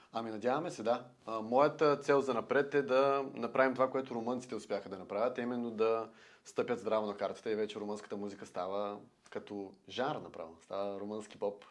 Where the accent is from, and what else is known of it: Bulgaria